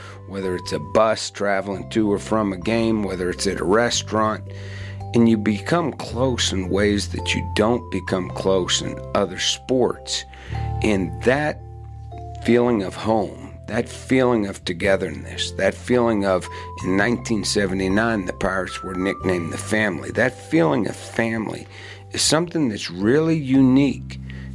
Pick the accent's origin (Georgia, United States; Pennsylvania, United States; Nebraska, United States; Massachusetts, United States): Pennsylvania, United States; Western; I grew up in Western Pennsylvania in the 70s, and football was everything there